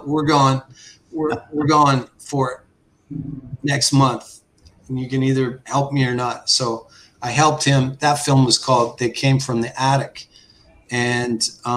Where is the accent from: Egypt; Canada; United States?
Canada; Saskatchewan; also born or lived in Crawley, England; as a young guy growing up in Saskatchewan.